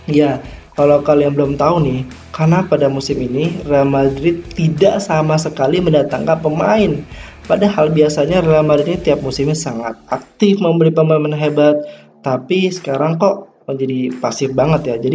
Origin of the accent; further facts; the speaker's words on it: Jakarta, Indonesia; born there; lahir di Jakarta pada 3 November 1999.